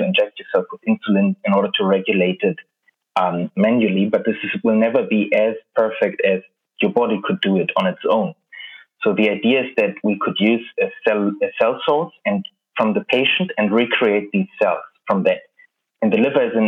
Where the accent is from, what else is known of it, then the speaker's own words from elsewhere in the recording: Berlin, Germany; moved away as an adult; now in London, United Kingdom; I'm originally from Berlin